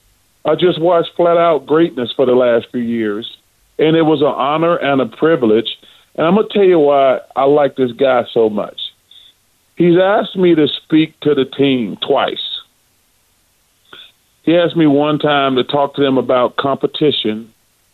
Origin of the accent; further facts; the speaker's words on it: Alabama, United States; growing up in Alabama and being an Auburn grad